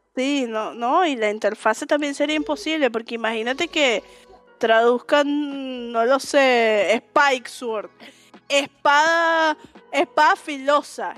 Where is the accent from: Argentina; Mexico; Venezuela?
Venezuela; yo soy de Venezuela